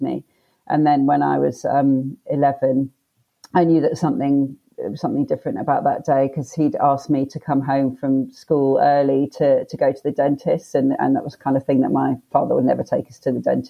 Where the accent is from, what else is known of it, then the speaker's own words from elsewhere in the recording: London, United Kingdom; also born or lived in Leicester / Australia; So we moved to London from Leicester, which is sort of up more north in the UK, when I was six.